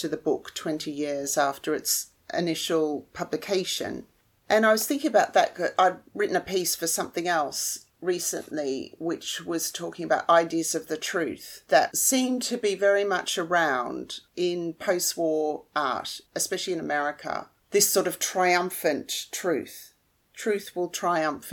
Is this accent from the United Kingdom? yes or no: no; Melbourne, Victoria, Australia; I'm from Melbourne in Australia